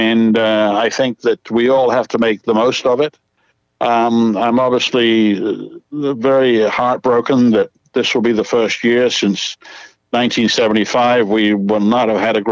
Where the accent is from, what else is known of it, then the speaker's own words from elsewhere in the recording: England, United Kingdom; moved away; I was from England